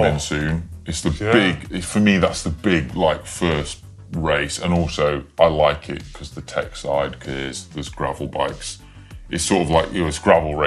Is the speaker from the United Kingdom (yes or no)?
yes; England, United Kingdom; as an Englishman